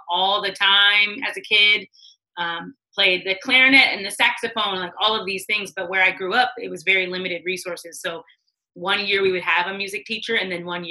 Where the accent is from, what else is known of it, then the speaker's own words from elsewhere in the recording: Washington, United States; moved away as an adult; also born or lived in California / Edmonds, Washington / Beaufort, South Carolina / Los Angeles; I grew up in Washington, literally as a Native American